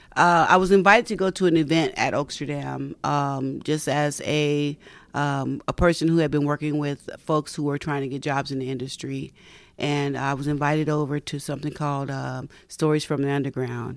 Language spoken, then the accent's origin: English; Bay Area, California, United States; also born or lived in Tennessee / Palo Alto / Menlo Park / East Palo Alto; raised in, uh, the Bay Area down on the peninsula